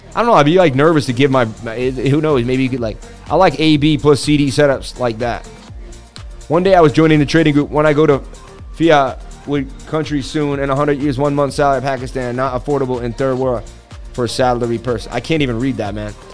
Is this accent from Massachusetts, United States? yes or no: yes; Boston, Massachusetts, United States; from Boston, baby.